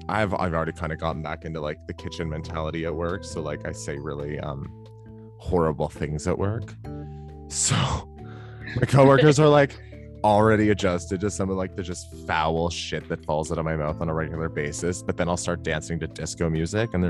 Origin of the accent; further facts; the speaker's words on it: Ontario, Canada; now in Alberta, Canada; growing up in Ontario